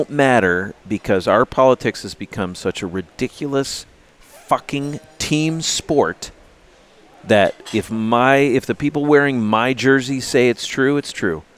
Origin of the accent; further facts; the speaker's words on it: United States; I'm an American